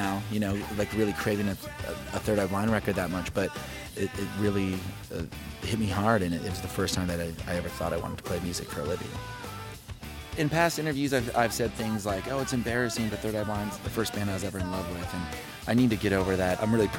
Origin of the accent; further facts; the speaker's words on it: Oklahoma City, Oklahoma, United States; also born or lived in Lubbock, Texas / Detroit, Michigan / Tulsa, Oklahoma; I was born in Lubbock, Texas, and then my family moved to Detroit, Michigan, and then we moved to Tulsa, Oklahoma, and then to Oklahoma City.